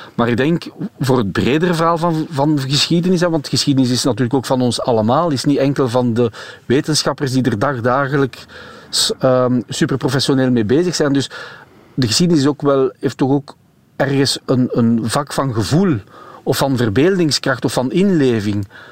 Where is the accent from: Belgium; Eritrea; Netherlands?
Belgium; als, als Belg